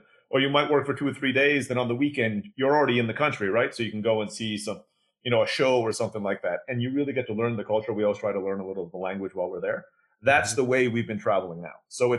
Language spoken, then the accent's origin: English; Istanbul, Turkey; also born or lived in Philippines; now in Mexico; I was born in the Philippines, grew up in Istanbul, Turkey.